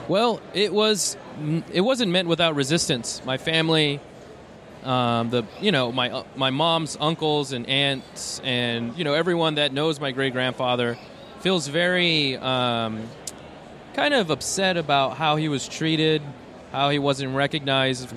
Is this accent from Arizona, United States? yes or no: yes; Tucson, Arizona, United States; I'm from Tucson